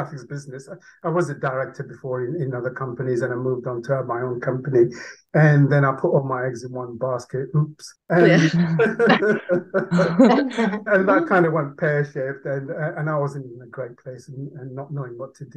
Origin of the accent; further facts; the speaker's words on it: Leeds, Yorkshire and the Humber, United Kingdom; first language Urdu; English is a second language; also born or lived in Karachi, Pakistan; I grew up in Leeds pretty much in Yorkshire.